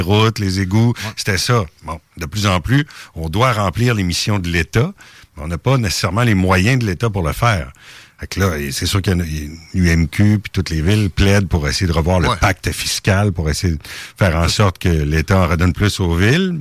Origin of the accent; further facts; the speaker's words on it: Lévis, Quebec, Canada; chez, chez nous à Saint-Étienne